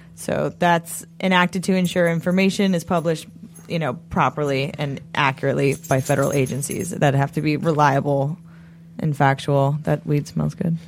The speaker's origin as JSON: {"language": "English", "region": "New England", "country": "United States", "said": "I'm just from New England"}